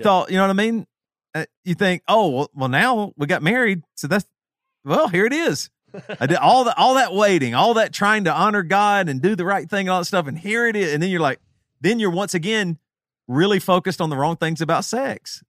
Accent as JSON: {"language": "English", "region": "the South", "country": "United States", "tie": "born or raised there", "said": "us three specifically growing up in the South"}